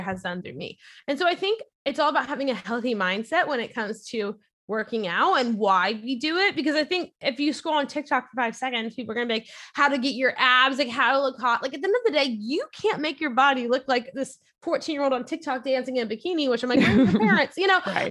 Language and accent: English; near New Orleans, Louisiana, United States; now in Orlando, United States; grew up near New Orleans, Louisiana, and my parents always took me to church.